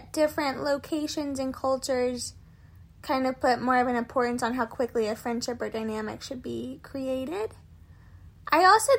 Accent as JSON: {"language": "English", "region": "the South", "country": "United States", "said": "But, I feel like, as a Southerner, I can at least relate"}